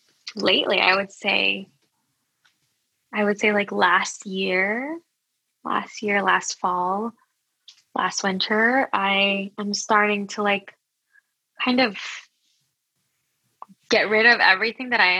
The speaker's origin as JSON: {"language": "English", "town": "Los Angeles", "region": "California", "country": "United States", "tie": "born or raised there", "also_born_or_lived": "Quezon City, Philippines", "said": "I actually was originally born in Panorama City, California, so towards SoCal"}